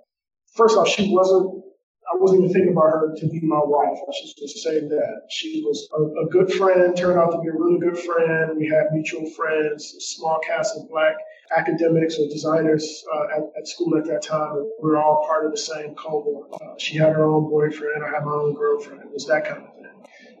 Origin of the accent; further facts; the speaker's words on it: Detroit, Michigan, United States; also born or lived in Ypsilanti; But really, I'm from Detroit by way of Ypsilanti.